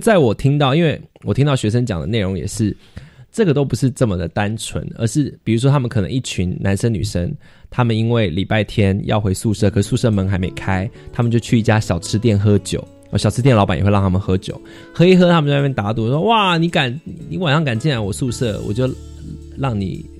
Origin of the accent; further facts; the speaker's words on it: Taiwan; 身为一个台湾人